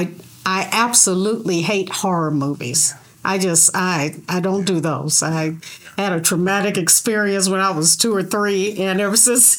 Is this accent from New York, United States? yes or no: no; Detroit, Michigan, United States; moved away; at Conant Avenue in Detroit is where I grew up in Detroit.